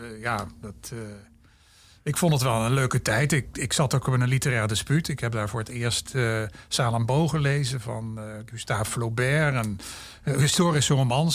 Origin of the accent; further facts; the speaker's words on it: Maastricht, Limburg, Netherlands; moved away as an adult; also born or lived in Groningen; Ik kom ook uit Maastricht